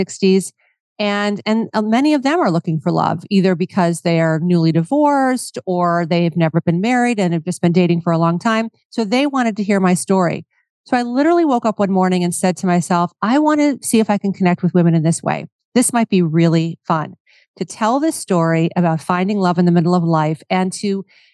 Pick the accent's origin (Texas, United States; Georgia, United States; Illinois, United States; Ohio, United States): Ohio, United States; Cleveland; moved away; I'm from Cleveland, Ohio, and I love to go home and visit my friends and family at home